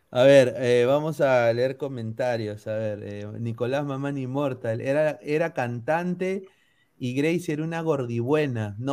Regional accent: Peru; also born or lived in United States; yo viví en Estados Unidos la mitad de mi vida, mi acento cuando llegué a Perú parecía extranjero siendo de Perú

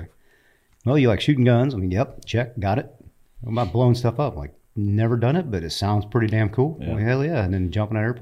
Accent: Indiana, United States; moved away as an adult; I'm from Indiana

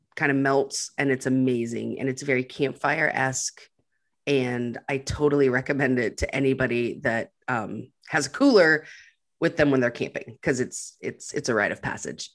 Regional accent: Montana, United States; moved away; I came from up north, like I'm from Montana where there's grizzly bears

